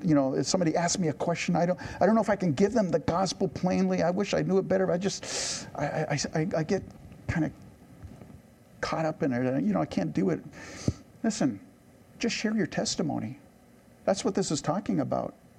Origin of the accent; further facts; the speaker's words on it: United States; I don't want to try to sound smug as an American